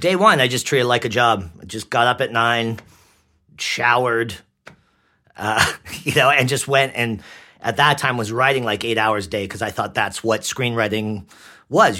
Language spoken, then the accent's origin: English; White Rock, British Columbia, Canada; accent: Canadian; also born or lived in Langley, British Columbia / Ottawa, Ontario; I was born in White Rock. I lived in Ottawa, Ontario for years.